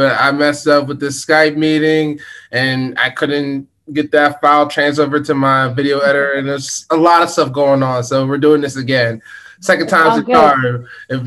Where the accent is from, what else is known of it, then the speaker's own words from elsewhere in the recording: Nigeria; I'm Nigerian